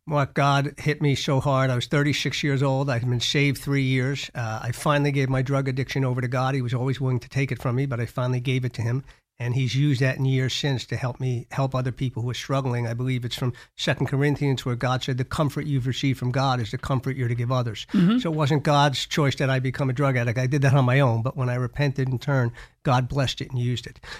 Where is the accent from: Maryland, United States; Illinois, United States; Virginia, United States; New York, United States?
New York, United States; I grew up in New York with uh, very loving parents